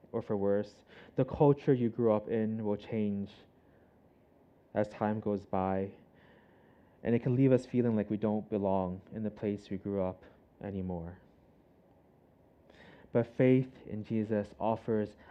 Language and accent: English; Canada; now in Hong Kong; I'm Canadian